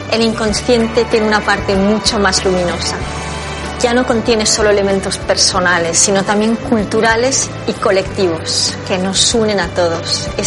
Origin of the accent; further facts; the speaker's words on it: Peru; Eh, yo soy peruana. En mi cultura le damos un significado, tenemos un significado para este sueño.